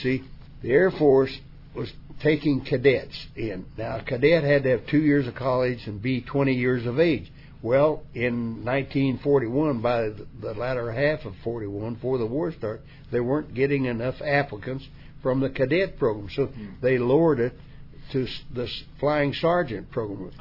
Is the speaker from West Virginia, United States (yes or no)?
yes; West Virginia, United States; West Virginia was a place where right. everything was face value